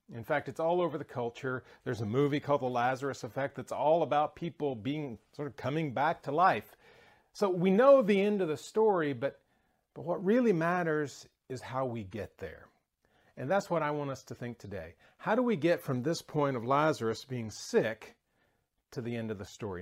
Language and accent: English; the South, United States; moved away; I'm from the South